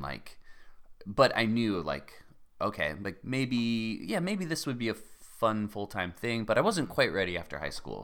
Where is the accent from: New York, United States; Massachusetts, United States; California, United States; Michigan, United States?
California, United States; Cardiff by the Sea; also born or lived in La Jolla; I was born in La Jolla, and I grew up in Cardiff by the Sea